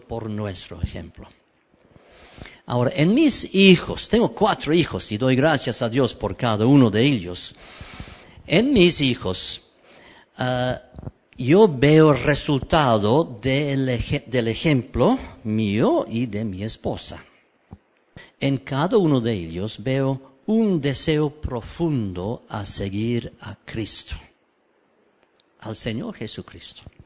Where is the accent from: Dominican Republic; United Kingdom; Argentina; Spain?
United Kingdom; Cambridge, East of England; Spanish is a second language; moved away as an adult; also born or lived in Peru; nací aquí en Cambridge